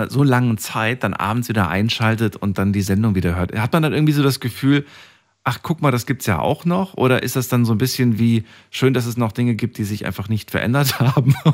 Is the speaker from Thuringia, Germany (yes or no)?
yes; Thuringia, Germany; now in Mannheim, Germany; Ursprünglich bin ich aus Thüringen.